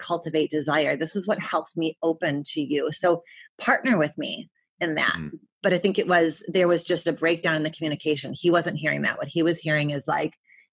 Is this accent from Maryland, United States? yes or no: no; Detroit, Michigan, United States; moved away; I was from Detroit